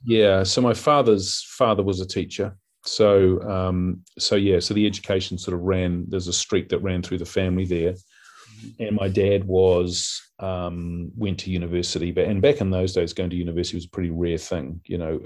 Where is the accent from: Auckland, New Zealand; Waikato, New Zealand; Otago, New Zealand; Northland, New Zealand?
Auckland, New Zealand; I grew up in West Auckland in a place called Sunnyvale